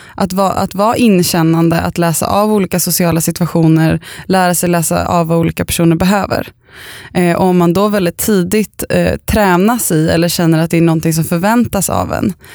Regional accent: Östervåla, Uppsala County, Sweden; där jag bodde när jag var liten i Östervåla

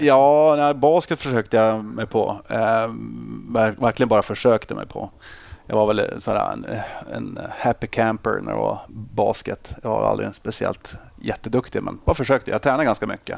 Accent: Boden, Norrbotten County, Sweden; moved away as an adult; also born or lived in Uppsala; Jag är uppvuxen i Boden

